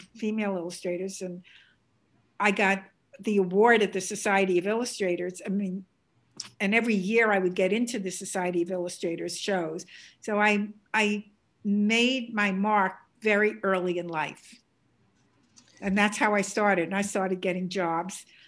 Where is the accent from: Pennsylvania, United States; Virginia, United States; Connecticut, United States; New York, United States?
New York, United States; New York City; accent: Bronx; this is a Bronx accent, beautiful Bronx accent